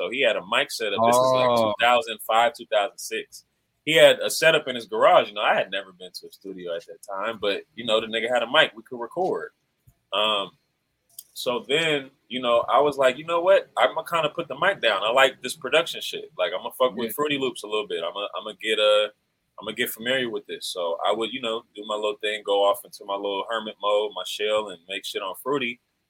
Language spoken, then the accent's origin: English; the South, United States; You know, I'm from the South, man. I'm Creole. My family from Louisiana.